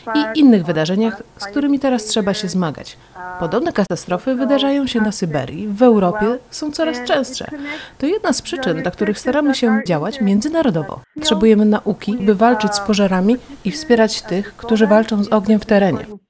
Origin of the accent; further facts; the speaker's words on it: Spain; Urodziłam się w Hiszpanii